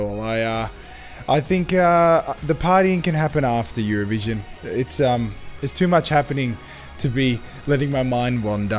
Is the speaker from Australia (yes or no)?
yes; Sydney, New South Wales, Australia; So I was born and raised in Sydney, Australia, but my roots are from Cyprus.